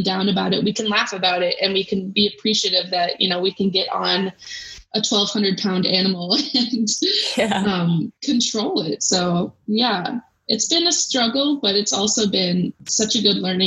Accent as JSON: {"language": "English", "country": "United States", "said": "we're both American"}